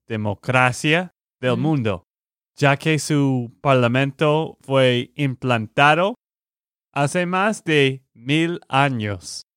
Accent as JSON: {"language": "Spanish", "region": "Texas", "country": "United States", "said": "de Texas, Estados Unidos"}